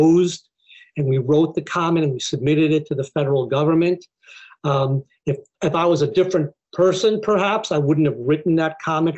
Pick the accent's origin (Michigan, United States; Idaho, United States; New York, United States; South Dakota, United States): New York, United States; Buffalo; moved away; I grew up in Buffalo, New York, which is not a very diverse place